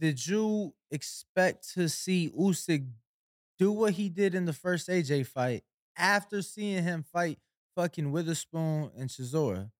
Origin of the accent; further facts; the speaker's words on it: Chicago, Illinois, United States; I'm from Chicago